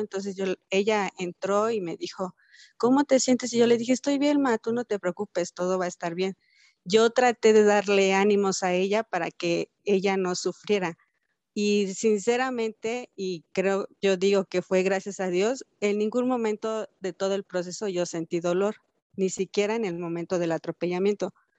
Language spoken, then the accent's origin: Spanish; Cuernavaca, Morelos, Mexico; yo nací en Cuernavaca, Morelos, un 16 de junio del 85